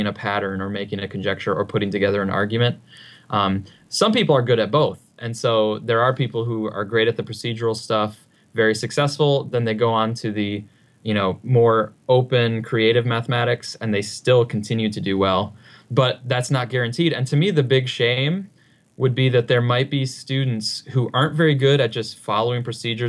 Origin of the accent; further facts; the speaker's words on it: Upper Peninsula of Michigan, United States; I grew up in the Upper Peninsula of Michigan on a farm